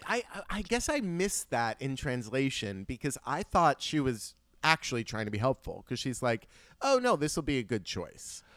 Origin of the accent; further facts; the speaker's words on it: United States; as an American